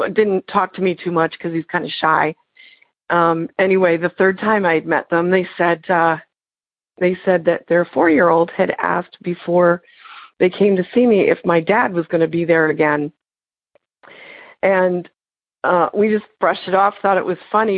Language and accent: English; Canton, Michigan, United States; I'm from Michigan, Canton, Michigan